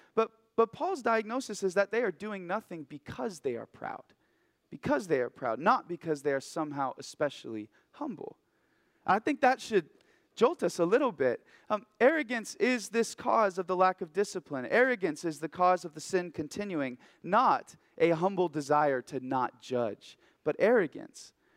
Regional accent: Oregon, United States; moved away as an adult; now in Haiku, United States; I'm from Oregon originally

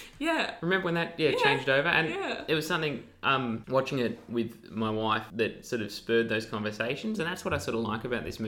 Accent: Ballarat, Victoria, Australia; Ballarat was in there where I grew up.

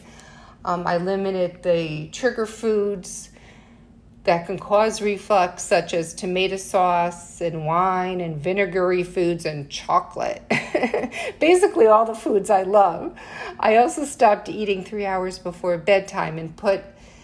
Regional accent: Connecticut, United States; now in New York City, United States; I'm originally from Connecticut. I'm living in New York City now, but I'm not a true New Yorker

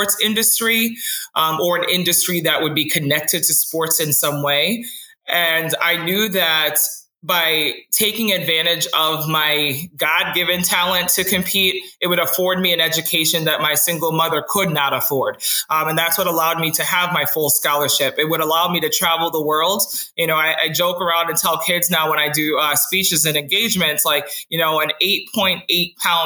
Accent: Elmont, New York, United States; moved away as an adult; also born or lived in Jamaica / Florida / Boston, Massachusetts / Arizona; my mom migrated to New York. So that's actually where I grew up. But I was born in Florida

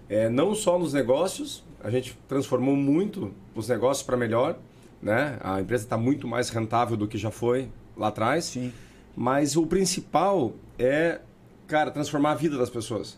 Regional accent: Paranaguá, Paraná, Brazil; é um orgulho dizer que sou daqui

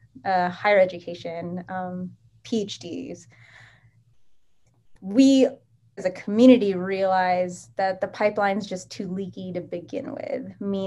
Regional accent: Japan; Instead, I grew up in Japan. We have Japanese universities, which are doing great science

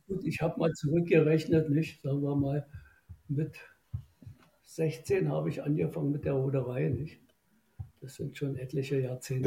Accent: Germany; bei uns in Deutschland

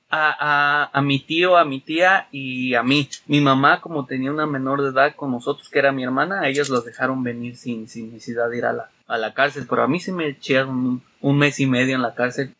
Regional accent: Mexico City, Mexico; now in Chicago, United States; yo siendo capitalino que nací en el DF ah, y me crié en el DF hasta que vine

